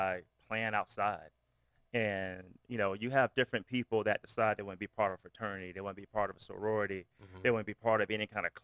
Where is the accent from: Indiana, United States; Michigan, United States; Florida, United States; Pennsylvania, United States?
Florida, United States; moved away as an adult; also born or lived in Atlanta / South Carolina / Orlando; I grew up in Florida, Seminole fan